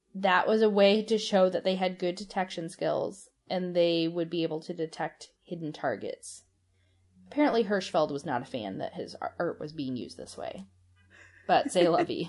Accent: St. Louis, Missouri, United States; Saint Louis, my hometown

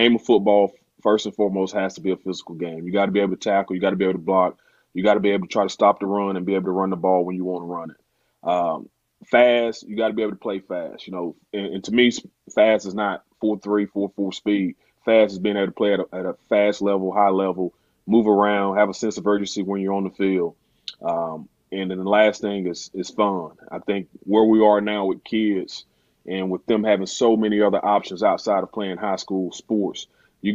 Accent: Theodore, Alabama, United States; also born or lived in Birmingham, Alabama; obviously I'm from the Mobile area, grew up in Theodore, played at Theodore High

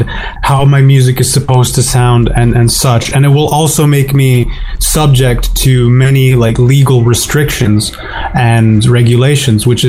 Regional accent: Slovakia; my home country of Slovakia

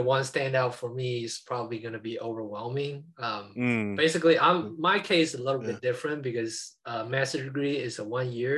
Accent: China; moved away

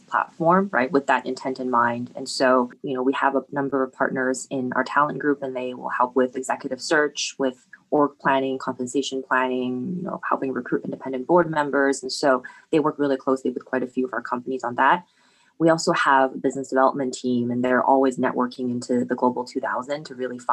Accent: Canada; now in New York, United States; being Canadian

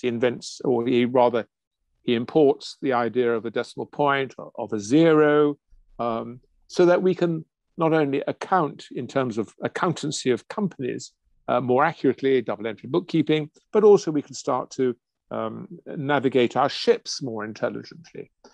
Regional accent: England, United Kingdom; I'm English

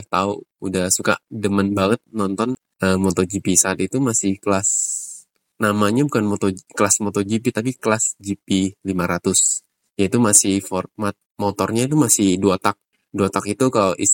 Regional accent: Riau, Indonesia; moved away as an adult; now in Jakarta, Indonesia; gue berasal dari Riau, dan sekarang ini menetap di Jakarta udah kurang lebih 9 atau 10 tahun sejak gue kuliah.

